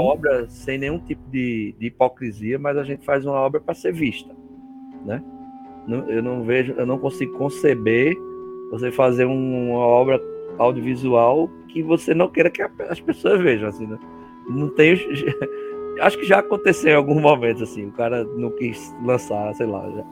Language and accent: Portuguese; Northeast Region, Brazil